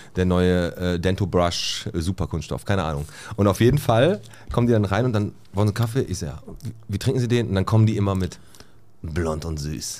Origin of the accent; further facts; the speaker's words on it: Bottrop, North Rhine-Westphalia, Germany; ich bin oben in Fontanestraße groß geworden